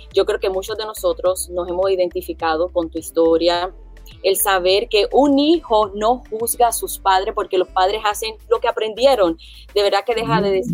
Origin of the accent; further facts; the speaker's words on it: Puerto Rico; como puertorriqueña